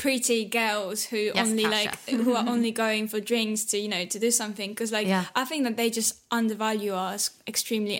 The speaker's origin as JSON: {"language": "English", "country": "Poland", "tie": "born or raised there", "moved": "yes", "lives_now": "London, United Kingdom", "said": "growing up in Poland"}